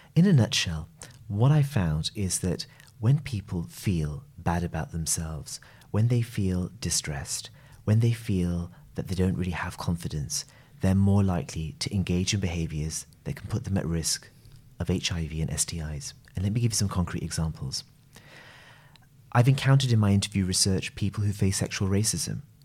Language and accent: English; United Kingdom; I'm a gay man who's of South Asian origin. I'm British